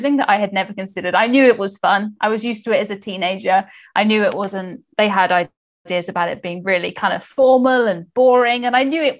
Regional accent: England, United Kingdom; I'm from the UK, as you said. I am English.

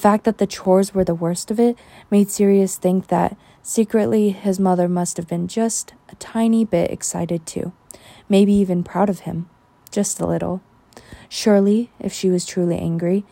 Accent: United States; I am American

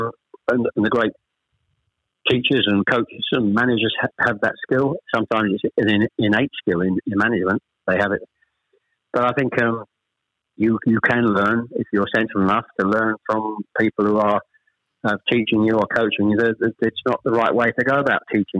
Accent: Chelmsford, East of England, United Kingdom; also born or lived in Ashton-under-Lyne, Greater Manchester; I was born in Ashton-under-Lyne. We actually moved south to Chelmsford when I was probably, I was the eldest of three, when I was probably about 7 or 8

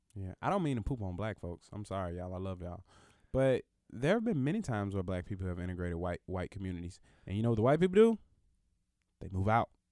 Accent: the South, United States; also born or lived in Alabama; there are more Mexicans at my school than there were black people 'cause I'm from the South

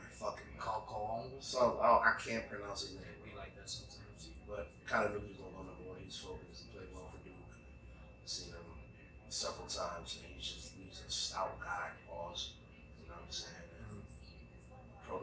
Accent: Ghana; I'm from Ghana.

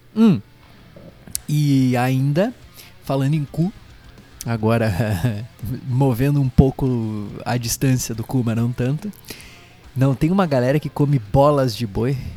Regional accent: Brazil; a gente é brasileiro

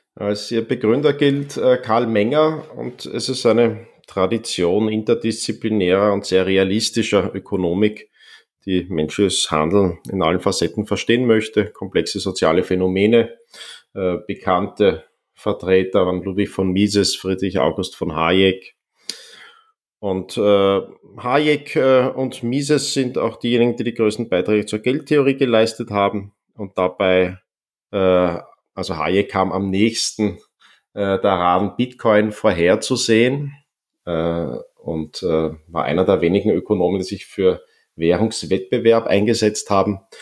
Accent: Vienna, Austria; ich bin dann in Wien weitgehend aufgewachsen

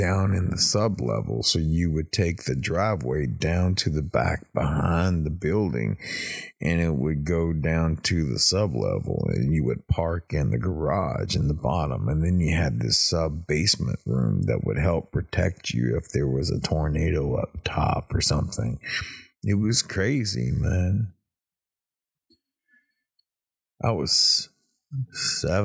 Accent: East Texas, United States; also born or lived in Oklahoma; now in South Florida, United States; I'm from East Texas

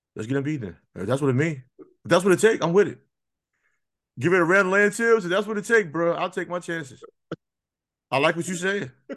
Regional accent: New York, United States; I grew up in New York

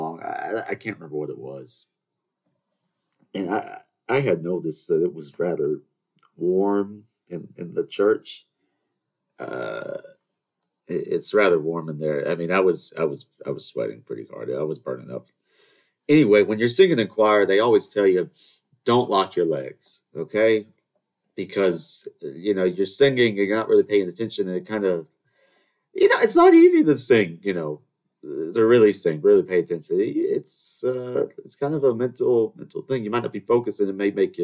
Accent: the South, United States; I'm from the South. We're supposed to have manners, Southern charm, all that nonsense

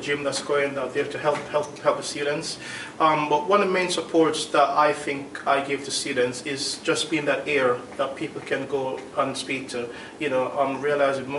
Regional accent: London, United Kingdom; moved away as an adult; now in Basingstoke, United Kingdom; Well, I'm also from London, really. I used to live in London before I moved to Basingstoke

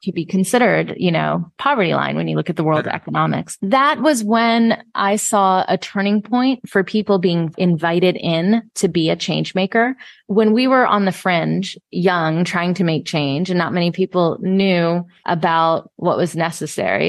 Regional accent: Atlanta, Georgia, United States; I was also a brown kid growing up in Atlanta, Georgia in the 80s

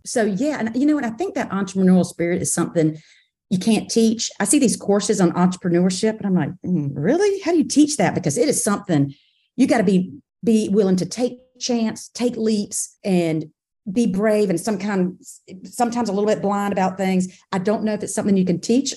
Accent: Camden, South Carolina, United States; also born or lived in Charleston, South Carolina / New York City / China; I am a South Carolina girl, born and bred in Camden, South Carolina, and went to college at Charleston.

